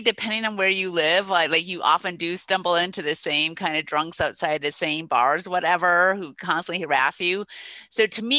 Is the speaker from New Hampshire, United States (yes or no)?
no; Minnesota, United States; my home state, Minnesota